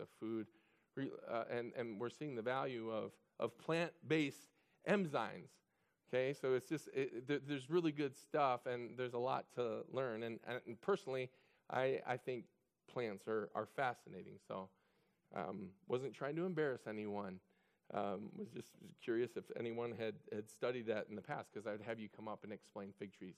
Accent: Illinois, United States; I was raised in Illinois

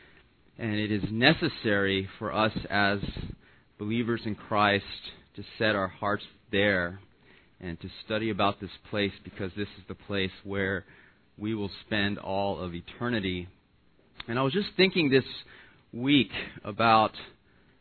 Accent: Los Angeles, California, United States; I'm an L.A. boy. I was born and raised in Los Angeles

